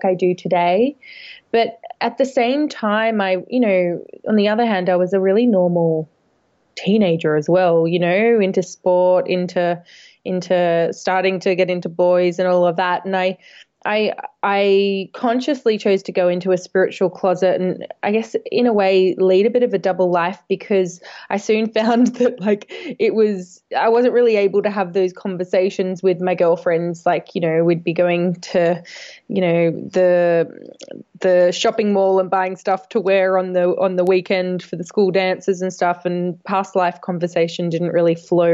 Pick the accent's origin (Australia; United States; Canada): Australia; moved away as an adult; now in London, United Kingdom; I'm from Australia originally. I've lived over in London about 10 years now, maybe a bit longer now